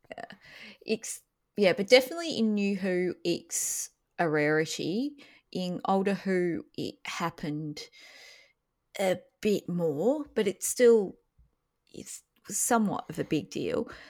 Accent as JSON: {"language": "English", "country": "Australia", "said": "as an Australian"}